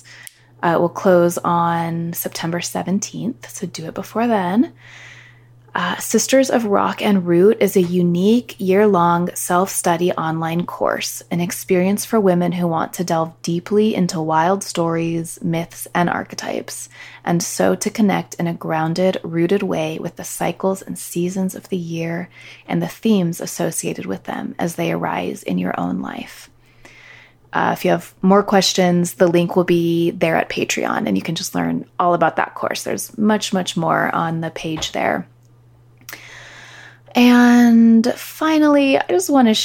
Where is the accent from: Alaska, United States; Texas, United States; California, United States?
California, United States; I was born and raised in California